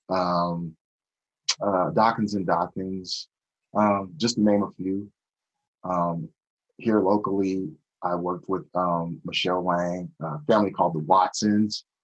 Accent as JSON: {"language": "English", "town": "Tacoma", "region": "Washington", "country": "United States", "tie": "born or raised there", "said": "I was born and raised in the Tacoma, Washington area. Um, that's the small city just outside of Seattle."}